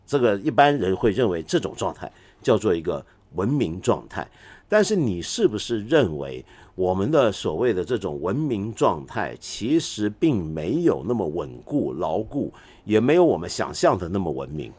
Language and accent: Chinese; Hong Kong; 我身为一个香港人